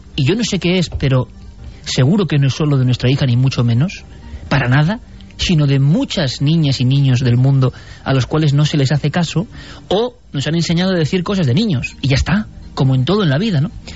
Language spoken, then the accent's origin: Spanish; Vitoria-Gasteiz, Basque Country, Spain; en un esquinazo donde yo he pasado casi parte de mi infancia, en Vitoria